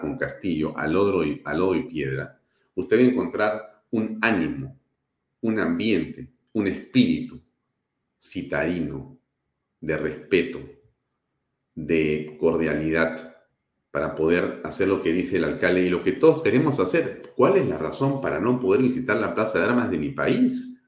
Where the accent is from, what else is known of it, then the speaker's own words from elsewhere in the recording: Peru; also born or lived in Lima; los peruanos y quienes vivimos en la capital, que también, por supuesto, somos peruanos